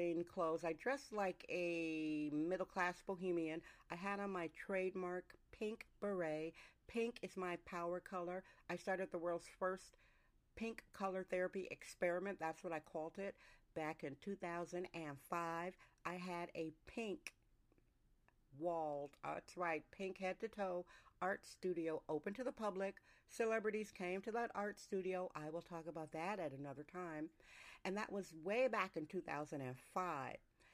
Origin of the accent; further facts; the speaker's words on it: Wisconsin, United States; also born or lived in Northern California; now in California, United States; I'm from Wisconsin originally, mixed with Northern California